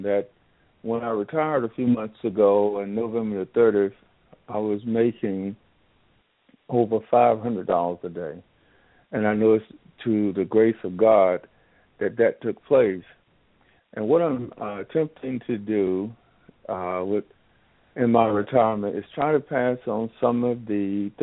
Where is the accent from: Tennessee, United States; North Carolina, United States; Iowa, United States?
North Carolina, United States; Jackson; moved away; I was born and raised in Jackson, North Carolina, which is Northampton County